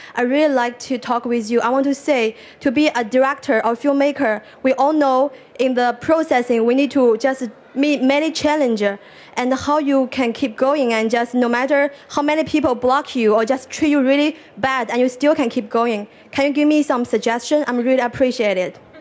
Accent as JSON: {"language": "English", "region": "Shanghai", "country": "China", "second_language": "English", "moved": "as an adult", "lives_now": "Los Angeles, United States", "said": "I'm a filmmaker from Shanghai and I also learn and work my film"}